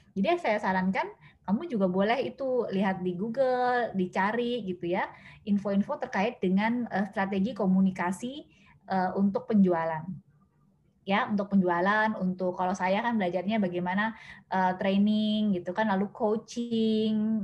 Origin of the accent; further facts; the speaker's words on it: Medan, North Sumatra, Indonesia; now in Jakarta, Indonesia; asal saya dari Medan, tapi kalau sekarang itu ngekos di Jakarta